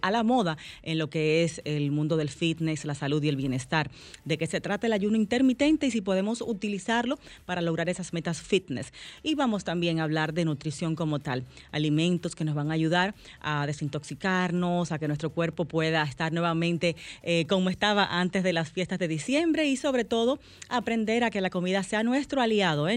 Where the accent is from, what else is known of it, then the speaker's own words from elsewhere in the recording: Dominican Republic; los dominicanos somos